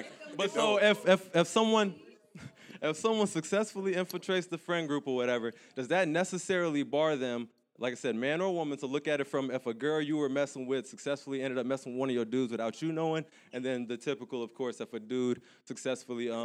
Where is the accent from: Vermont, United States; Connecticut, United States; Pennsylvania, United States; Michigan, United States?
Michigan, United States; Detroit; moved away; also born or lived in Atlanta, Georgia; I'm from Atlanta by way of Detroit. So from Detroit, originally moved here from Atlanta